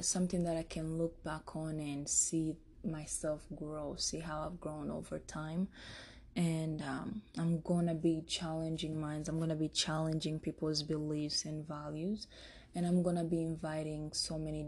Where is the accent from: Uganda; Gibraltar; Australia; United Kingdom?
Uganda; also born or lived in Rwanda; now in Denver, United States; I'm from Rwanda. I spent most of my childhood in Uganda, and 2020, I'm in the Mile High City, Denver, Colorado